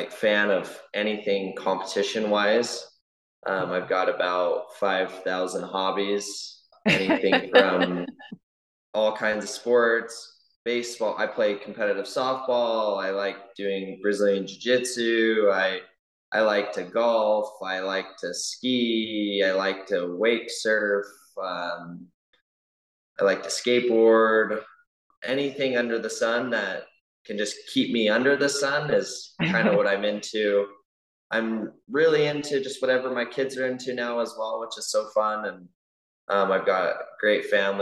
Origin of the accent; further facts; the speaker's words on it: American Fork, Utah, United States; I grew up in American Fork